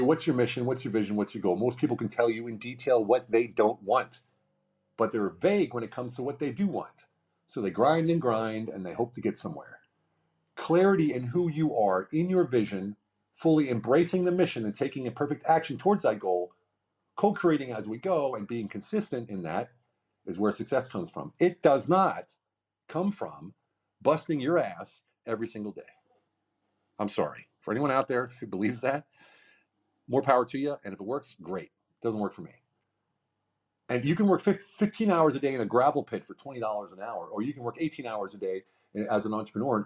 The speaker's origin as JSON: {"language": "English", "region": "Pennsylvania", "country": "United States", "moved": "yes", "lives_now": "Hungary", "said": "I'm from Pennsylvania. I live in Hungary, but I'm from Pennsylvania."}